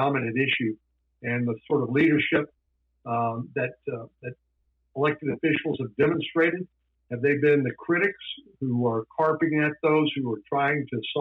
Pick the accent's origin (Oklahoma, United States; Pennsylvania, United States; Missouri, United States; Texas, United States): Texas, United States; San Antonio; I grew up in San Antonio